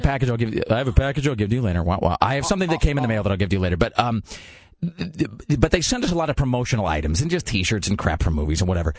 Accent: Kennewick, Washington, United States; moved away; in Kennewick, in my hometown

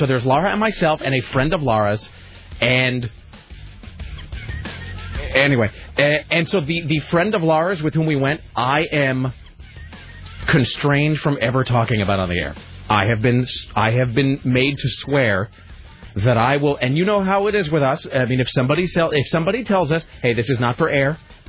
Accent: United States; No, I'm an American.

